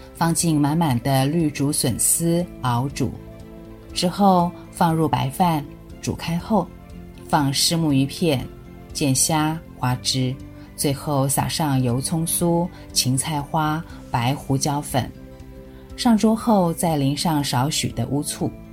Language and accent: Chinese; Tainan, Taiwan; moved away as an adult; also born or lived in Taipei; 刚来台北念书的时候，总找不到台南的油条味道